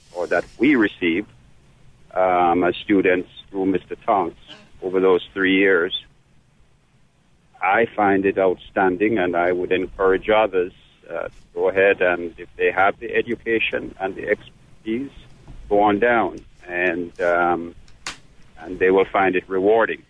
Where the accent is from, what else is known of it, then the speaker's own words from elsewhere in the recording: Jamaica; now in United States; I was born and raised and schooled in Jamaica